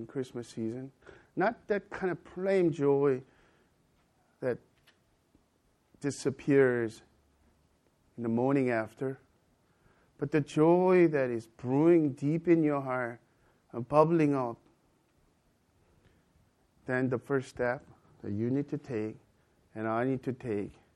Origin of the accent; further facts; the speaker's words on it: United States; also born or lived in Korea; I'm an American as well as Korean